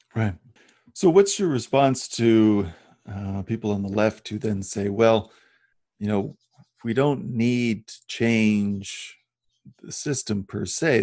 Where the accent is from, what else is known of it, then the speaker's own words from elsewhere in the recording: Midwest, United States; I grew up in the Midwest